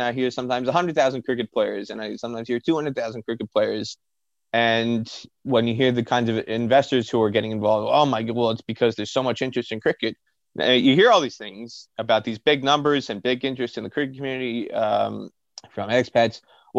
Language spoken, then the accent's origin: English; northern New Jersey, United States; You mentioned Prospect Park in Brooklyn and me growing up in New Jersey. Like I said, I didn't really notice cricket was all around me growing up in northern New Jersey.